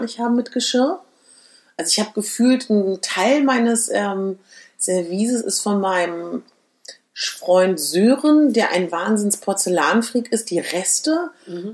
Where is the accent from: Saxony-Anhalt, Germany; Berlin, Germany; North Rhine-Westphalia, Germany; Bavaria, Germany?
Berlin, Germany; ich komme ja aus Berlin